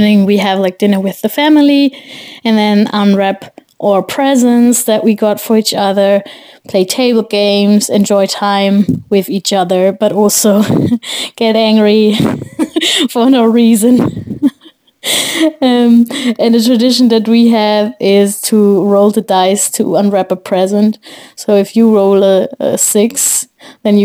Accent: Germany; I'm from Germany too

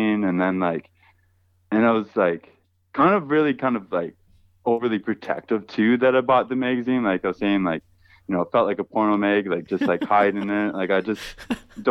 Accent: Whitby, Ontario, Canada; I grew up in Whitby, Ontario

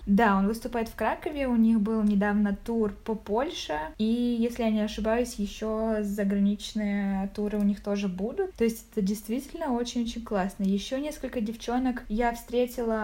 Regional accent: Zaporizhzhia, Zaporizhzhia Oblast, Ukraine; moved away as an adult; now in Kraków, Poland; я из Запорожья

